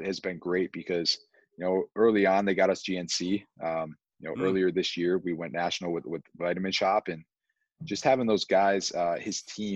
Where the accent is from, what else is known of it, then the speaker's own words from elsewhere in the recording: Buffalo, New York, United States; we're born and raised in Buffalo, so I used to cross the border all the time